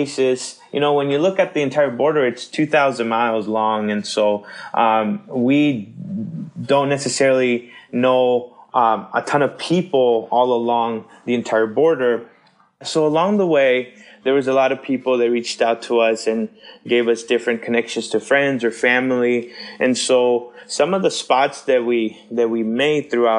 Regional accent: McAllen, Texas, United States; also born or lived in Seattle area, Washington / Chimacum, Washington; now in Minneapolis, United States; we grew up in South Texas in a small town called McAllen, Texas

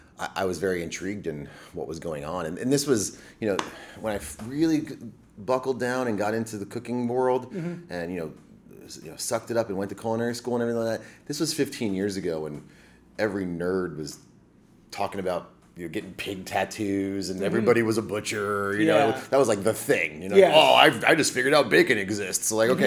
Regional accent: Florida, United States; Well, I come from an Army family, so I don't really come from anywhere specifically. You know, I was raised an Army brat, kind of to Central Florida in the early 90s.

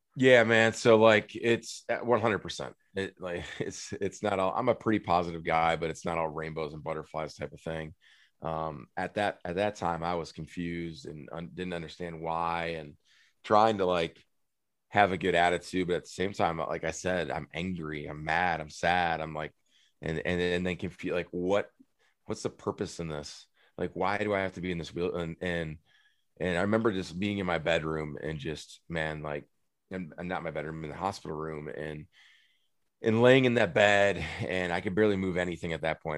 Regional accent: United States; moved away as an adult; also born or lived in Minneapolis / Phoenix; We, we grew up right on the Mississippi River that borders I- Wisconsin and Iowa

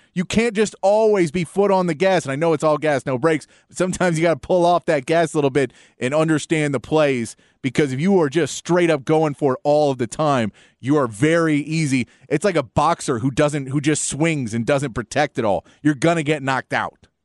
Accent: Austin, Texas, United States; also born or lived in San Antonio, Texas; I was born in San Antonio, and m, my family moved back to Austin when I was, like, one, I think, one or two

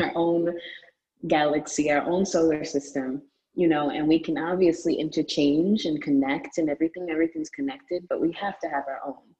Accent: New York City, New York, United States; also born or lived in United Kingdom; I'm from Brooklyn. I mean, I'm, I spent a lot of time in the United Kingdom mm. as well as a child.

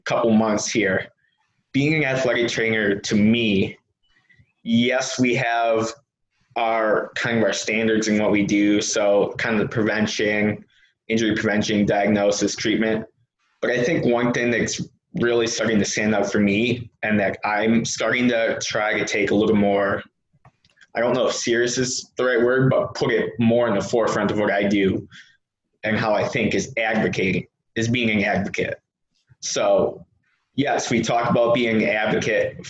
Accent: Wisconsin, United States; I'm from Wisconsin

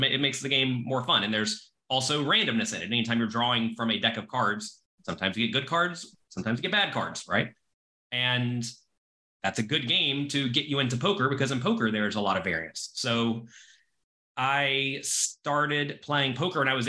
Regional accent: Florida, United States; now in New York City, United States; I am American. I was born in Florida, but I live in New York City now.

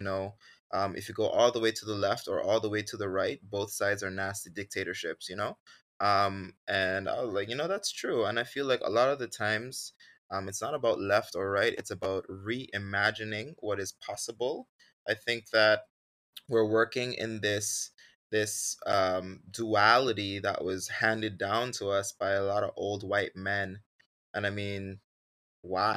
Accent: Sint Maarten; when I was growing up on Sint Maarten

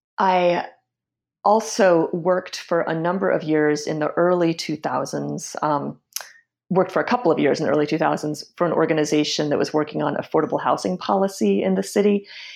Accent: Washington, District of Columbia, United States; just kind of growing up there and growing up in Washington, D.C. more broadly, and seeing how the city has changed over the years.

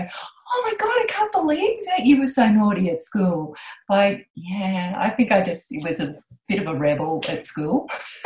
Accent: Moree, New South Wales, Australia; I grew up outside Moree

